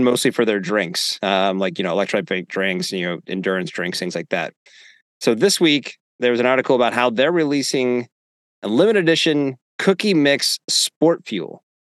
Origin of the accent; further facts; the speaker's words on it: Northeast, United States; moved away; growing up in the Northeast